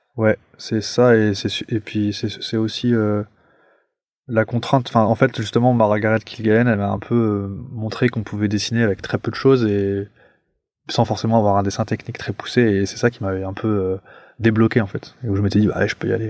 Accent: Paris, Île-de-France, France; je suis un Parisien, moi, genre vraiment pure, pure souche, et, donc je vivais dans un appartement

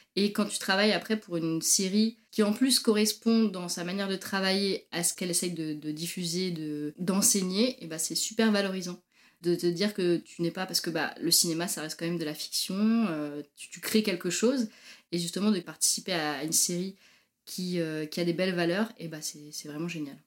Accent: Normandy, France; moved away as an adult; also born or lived in Paris, France / Marseille, France; now in Montreal, Canada; Alors moi, je viens de Normandie. J'ai grandi en Normandie

